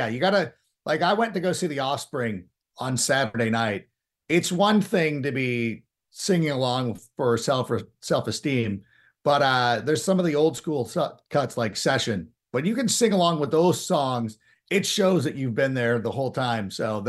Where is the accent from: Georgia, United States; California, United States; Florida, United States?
California, United States; Southern; born or raised there; also born or lived in Hoffman Estates, Illinois